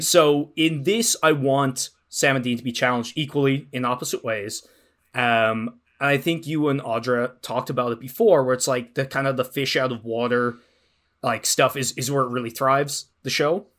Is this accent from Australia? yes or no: no; Ireland; moved away as an adult; I'm from Ireland. I moved here about ten years ago.